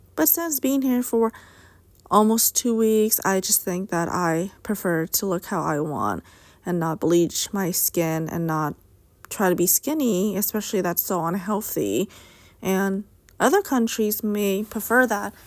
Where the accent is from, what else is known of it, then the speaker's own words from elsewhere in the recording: United States; Being Asian American, but a U S citizen